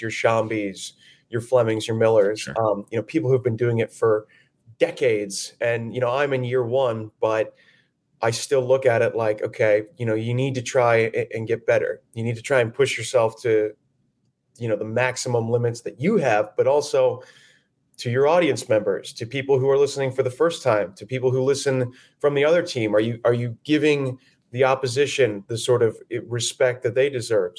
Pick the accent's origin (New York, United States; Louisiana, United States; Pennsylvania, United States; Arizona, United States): Arizona, United States; Phoenix; moved away as an adult; It's it's my hometown. I love, you know, the Phoenix Scottsdale area